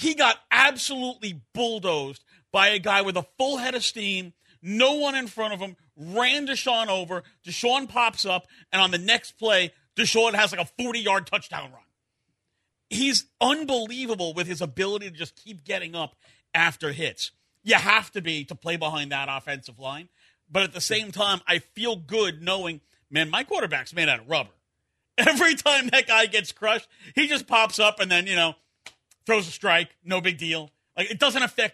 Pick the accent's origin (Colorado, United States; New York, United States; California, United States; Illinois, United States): New York, United States; Growing up in New York as a Giants fan